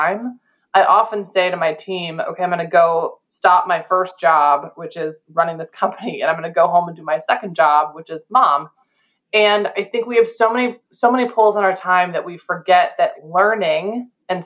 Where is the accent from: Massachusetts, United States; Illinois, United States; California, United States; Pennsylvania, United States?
Illinois, United States; Chicago; I'm from Chicago